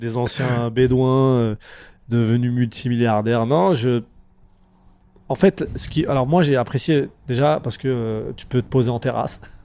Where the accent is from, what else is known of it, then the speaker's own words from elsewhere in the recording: Champigny-sur-Marne, Île-de-France, France; je viens de Champigny-sur-Marne, c'est une banlieue dans le, dans, dans, 94